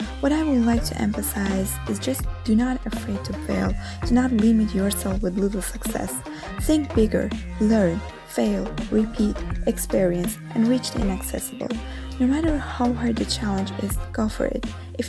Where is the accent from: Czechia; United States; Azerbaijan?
Azerbaijan; now in Rome, Italy; a data scientist in Italy. Although I'm living in Rome originally, I am from Azerbaijan.